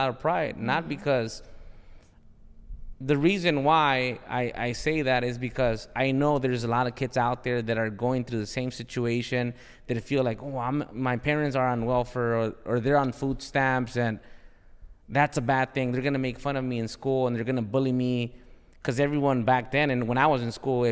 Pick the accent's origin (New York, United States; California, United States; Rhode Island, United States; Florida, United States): California, United States; Los Angeles; I'm from South Central